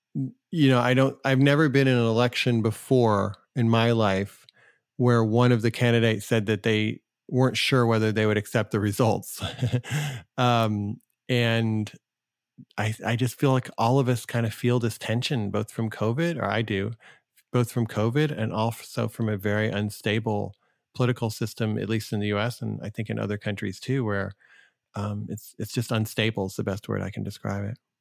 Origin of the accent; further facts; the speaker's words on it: United States; I am an American